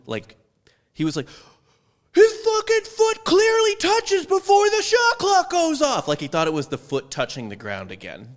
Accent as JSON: {"language": "English", "town": "St. Louis", "region": "Missouri", "country": "United States", "said": "I'm from Saint Louis"}